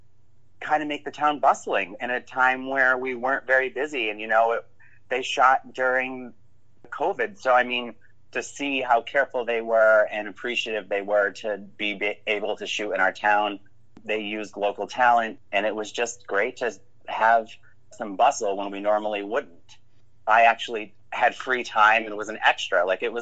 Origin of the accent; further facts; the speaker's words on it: the Berkshires, Massachusetts, United States; moved away as an adult; now in Provincetown, United States; a little gay boy growing up in the Berkshires